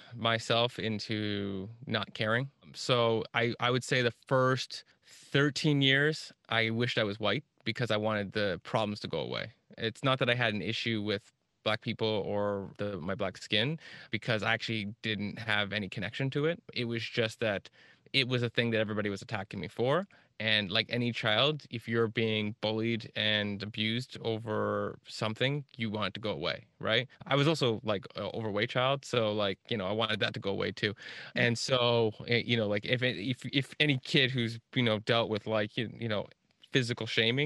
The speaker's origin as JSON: {"language": "English", "town": "Kingston", "region": "Ontario", "country": "Canada", "tie": "born or raised there", "lives_now": "Toronto, Canada", "said": "grown up and lived in a lot of rural and smaller town areas in like southeastern Ontario. Primarily, I grew up a lot around Kingston, but then moved to Toronto a decade ago."}